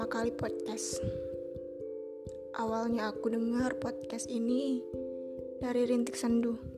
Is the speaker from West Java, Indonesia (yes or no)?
yes; Cirebon, West Java, Indonesia; Asalku dari Cirebon. Aku seorang mahasiswi, mahasiswi Universitas Gunadarma. Sekarang aku semester 6.